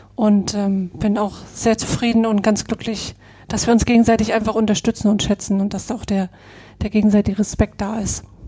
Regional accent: Greifswald, Mecklenburg-Vorpommern, Germany; Jahrgang 81, die Netzwerkerin, geboren in Greifswald in Vorpommern.

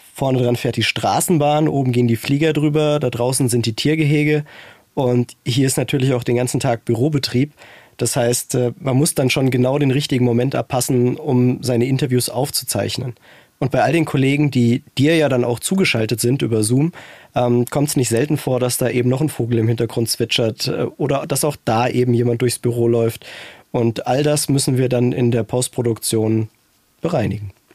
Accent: Frankfurt, Hesse, Germany; Ein echter Frankfurter Jung

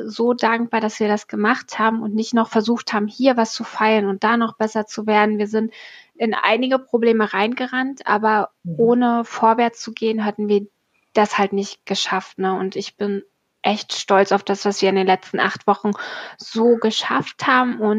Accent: Berlin, Germany; Du bist ja aus ja. Hamburg, ich bin aus Berlin.

